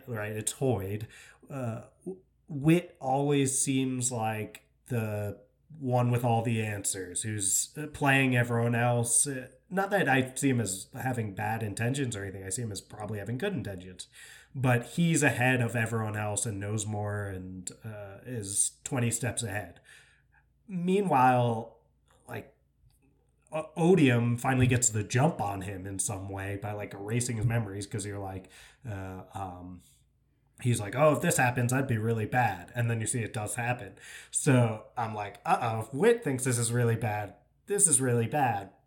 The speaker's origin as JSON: {"language": "English", "region": "New York", "country": "United States", "said": "I'm from New York."}